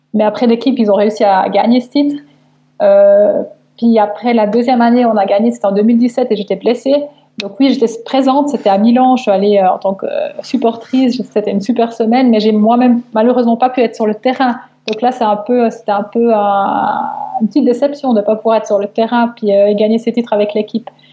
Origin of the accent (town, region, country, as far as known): Switzerland